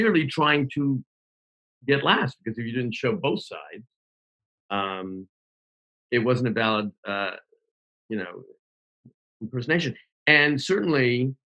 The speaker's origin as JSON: {"language": "English", "town": "Hamilton", "region": "Ontario", "country": "Canada", "tie": "born or raised there", "said": "Growing up in Hamilton, Ontario, Canada"}